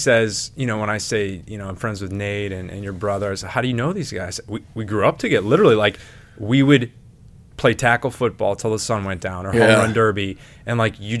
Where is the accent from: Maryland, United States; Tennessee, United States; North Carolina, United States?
Tennessee, United States; Lyndhurst; Yeah, since we grew up in Lyndhurst, man. Yeah. Lyndhurst Dad's Club.